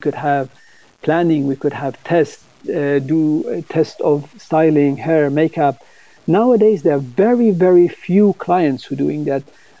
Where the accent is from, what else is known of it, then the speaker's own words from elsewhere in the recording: Sweden; because growing up in Sweden and have been working internationally